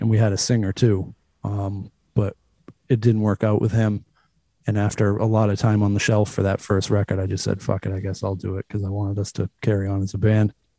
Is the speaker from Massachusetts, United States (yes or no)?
yes; Cape Cod, Massachusetts, United States; I'm from like an hour south of here. I'm from the Cape